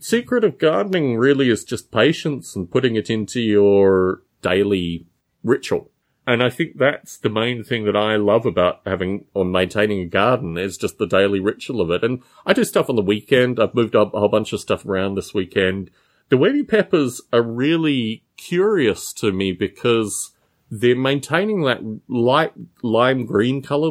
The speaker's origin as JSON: {"language": "English", "country": "Australia", "moved": "yes", "said": "I'm from Australia"}